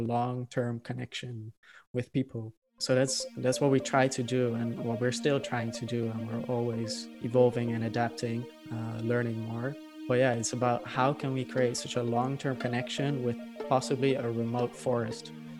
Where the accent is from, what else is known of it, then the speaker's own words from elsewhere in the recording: Netherlands; I'm originally from the Netherlands